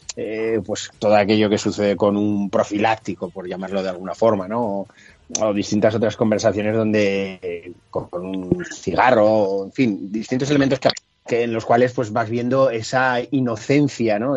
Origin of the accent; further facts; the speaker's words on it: Zaragoza, Aragon, Spain; los que vivimos o somos de Zaragoza